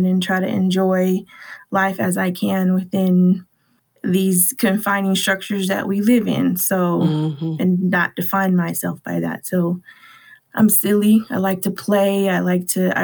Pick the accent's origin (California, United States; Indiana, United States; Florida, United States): California, United States; Los Angeles; I was born and raised in Watts, California, which is in Southern California.